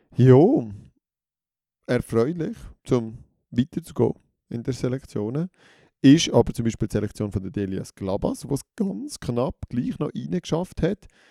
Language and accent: German; Switzerland; uns Schweizerinnen und Schweizer